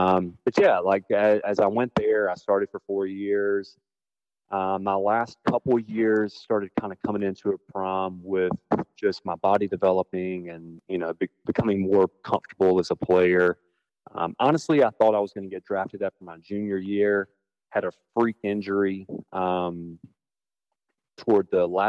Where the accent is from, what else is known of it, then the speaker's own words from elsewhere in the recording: Blue Ridge, South Carolina, United States; Blue Ridge is an interesting area in the fact that, like, we don't have a zip code.